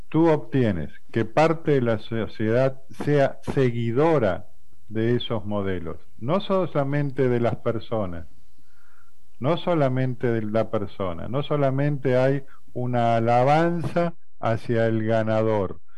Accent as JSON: {"language": "Spanish", "country": "Argentina", "said": "Eh, yo soy de Argentina. Argentina ganó algunos mundiales de fútbol."}